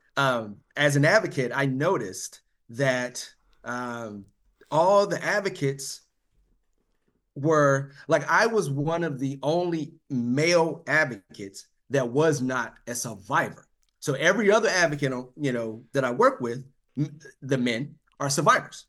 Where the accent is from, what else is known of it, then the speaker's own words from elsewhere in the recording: North Carolina, United States; moved away as an adult; also born or lived in Washington, D.C. / Nebraska; now in Rancho Cucamonga, United States; I was born and raised in North Carolina.